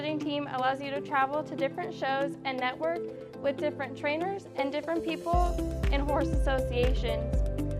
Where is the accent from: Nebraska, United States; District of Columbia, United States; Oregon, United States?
Nebraska, United States; Papillion; I'm from Papillion, Nebraska